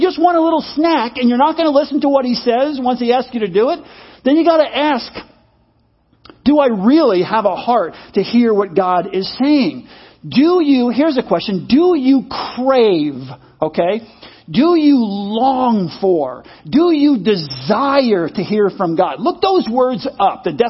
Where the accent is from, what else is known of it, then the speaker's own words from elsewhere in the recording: United States; I'm an American